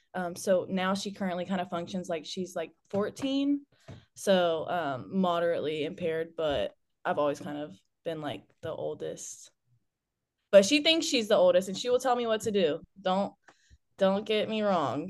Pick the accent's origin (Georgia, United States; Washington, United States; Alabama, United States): Georgia, United States; Douglasville; I'm from Douglasville, Georgia